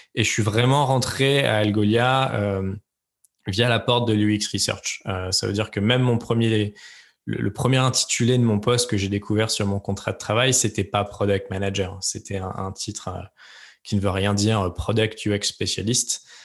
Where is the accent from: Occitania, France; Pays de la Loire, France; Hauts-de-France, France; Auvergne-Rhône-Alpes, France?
Auvergne-Rhône-Alpes, France; Lyon; moved away as an adult; also born or lived in Aix-en-Provence / Paris / San Francisco; j'ai grandi principalement à Lyon